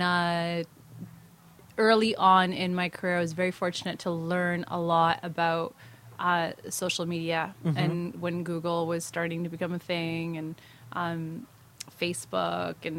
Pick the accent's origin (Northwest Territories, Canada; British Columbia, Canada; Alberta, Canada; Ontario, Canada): Northwest Territories, Canada; I was born and raised in Northwest Territories